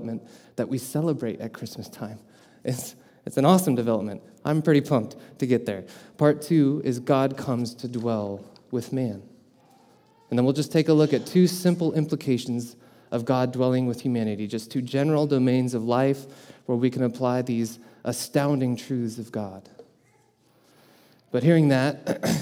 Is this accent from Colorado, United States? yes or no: yes; Colorado, United States; moved away as an adult; now in Wisconsin, United States; I'm not originally from Wisconsin either, I'm from Colorado.